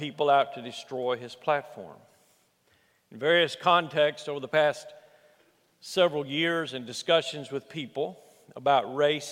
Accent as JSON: {"language": "English", "region": "Alabama", "country": "United States", "tie": "born or raised there", "said": "where I grew up in Alabama"}